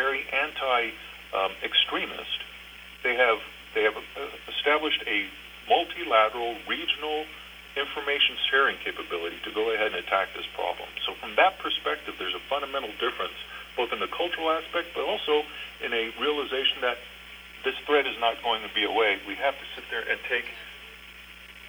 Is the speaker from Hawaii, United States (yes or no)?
yes; Honolulu, Hawaii, United States; moved away; also born or lived in Berlin, Germany; My hometown is actually Honolulu, Hawaii. I'm a Damien boy. I went to Damien High School.